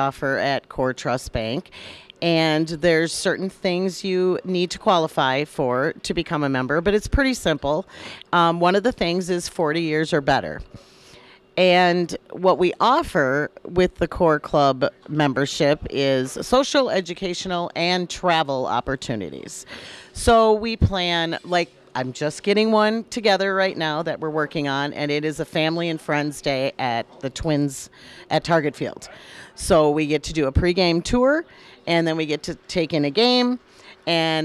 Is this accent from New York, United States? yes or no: no; Wisconsin, United States; I grew up in Wisconsin